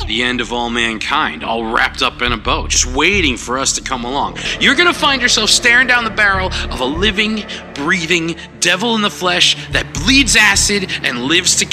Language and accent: English; Bronx, New York, United States; And I'm from the Bronx, so.